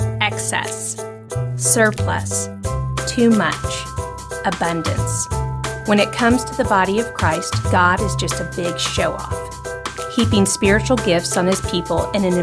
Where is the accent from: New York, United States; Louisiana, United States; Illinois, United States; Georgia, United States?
Louisiana, United States; Shreveport; moved away; I grew up in Shreveport